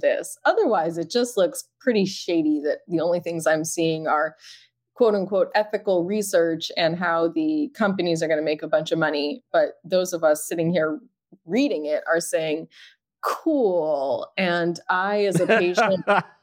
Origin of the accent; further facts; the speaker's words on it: Massachusetts, United States; now in New York, United States; Massachusetts, which is my home state